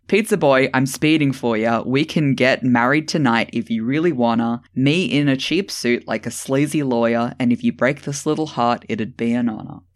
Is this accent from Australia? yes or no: yes; Australia; I'm Australian